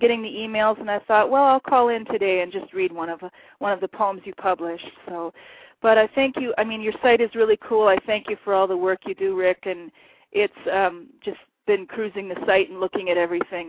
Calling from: Esko, Minnesota, United States; I'm calling from Eska, Minnesota, near Lake Superior in northern Minnesota.

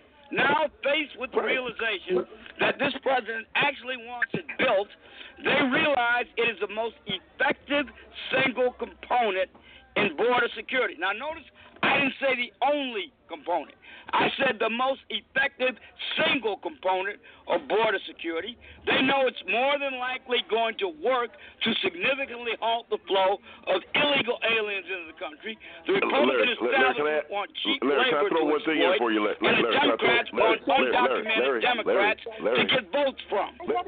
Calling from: Georgia, United States

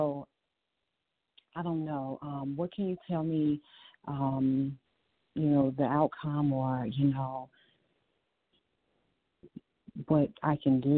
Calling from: Virginia, United States; I'm calling from Virginia.

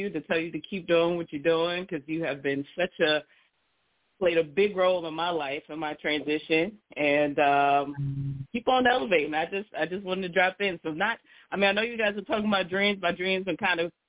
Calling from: Maryland, United States; I'm from Maryland.

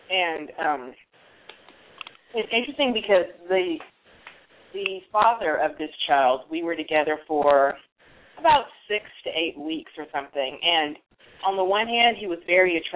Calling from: Alameda, California, United States; I'm calling you from Alameda, California.

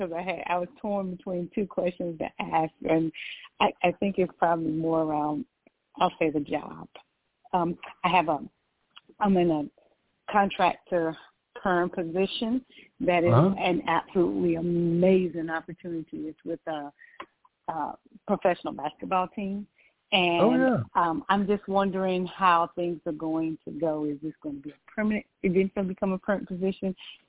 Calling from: Georgia, United States; I'm calling from Georgia.

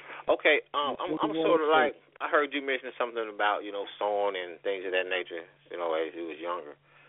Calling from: Selma, Alabama, United States; I'm calling from Selma, Alabama.

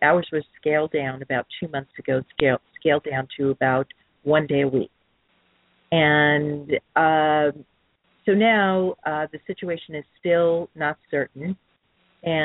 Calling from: San Clemente, California, United States; And I'm calling from San Clemente.

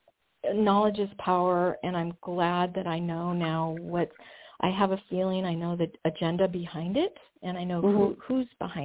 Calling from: Washington, United States

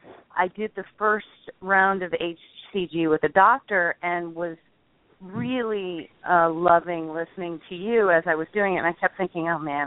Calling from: Los Angeles, California, United States; I'm calling Los Angeles.

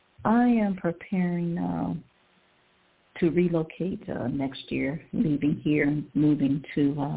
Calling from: Cleveland, Ohio, United States; I'm calling from Cleveland, Ohio.

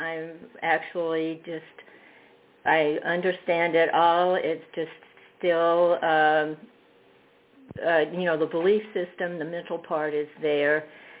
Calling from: Fredericksburg, Virginia, United States; Fredericksburg, Virginia.

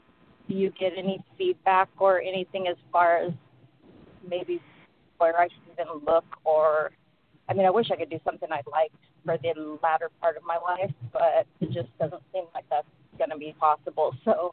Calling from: Phoenix, Arizona, United States

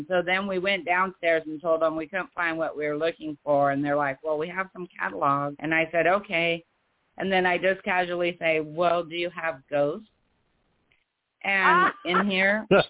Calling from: Oregon, United States; Hi, this is

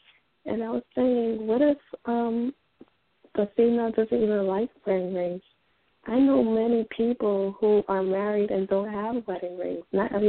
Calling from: Spring Valley, New York, United States; I'm calling from Spring Valley, New York.

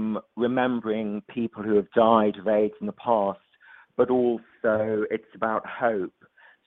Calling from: London, United Kingdom; So I'm calling from London.

